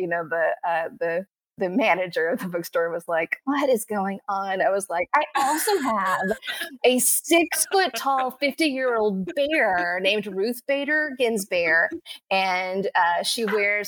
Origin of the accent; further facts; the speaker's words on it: Texas, United States; I grew up in Texas and we were poor, but like happy